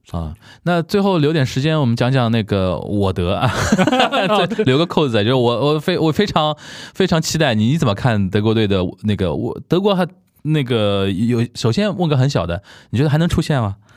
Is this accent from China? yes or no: yes; Shanghai, China; 很喜欢小时候看。在上海看申花比赛